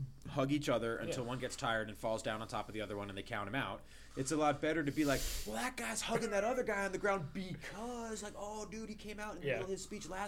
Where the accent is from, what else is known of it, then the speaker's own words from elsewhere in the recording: New York, United States; moved away; I'm from New York